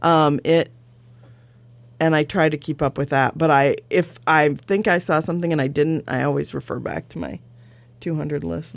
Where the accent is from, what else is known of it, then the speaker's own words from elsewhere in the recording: Midwest, United States; now in Sitka, United States; I grew up in the Midwest.